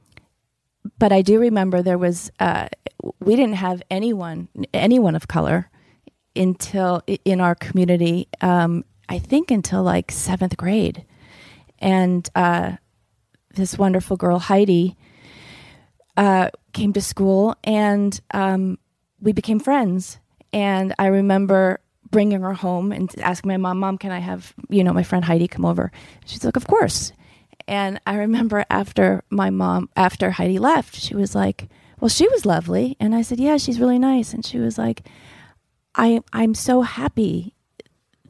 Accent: East Greenwich, Rhode Island, United States; I grew up in East Greenwich, Rhode Island

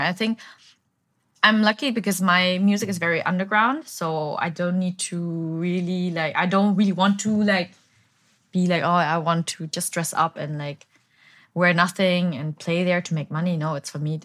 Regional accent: Bavaria, Germany; moved away as an adult; also born or lived in Berlin, Germany; now in Ho Chi Minh City, Vietnam; So I was born and raised in Bavaria, but um, 2011, I moved to Berlin to study

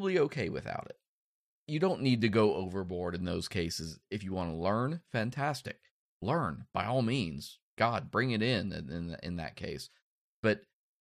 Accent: Kansas, United States; I'm Kansas. Like, the biggest city I know of has a grain silo

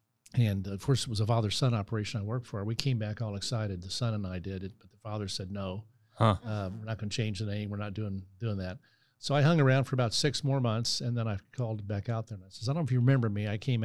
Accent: Gladstone, Missouri, United States; also born or lived in St. Joseph, Missouri; Yeah, I was born in St. Joe, Missouri. And when I was 10, my dad moved to Kansas City to take a job. And so took the family down here and ended up in Gladstone, Missouri. And basically called that home all through high school.

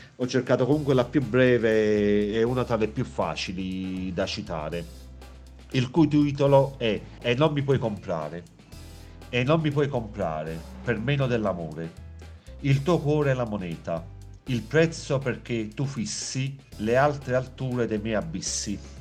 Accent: province of Naples, Campania, Italy; dalla provincia di Napoli

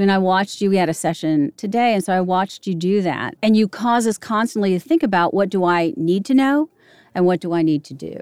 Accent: Arlington, Virginia, United States; now in Nashville, United States; I grew up in Arlington

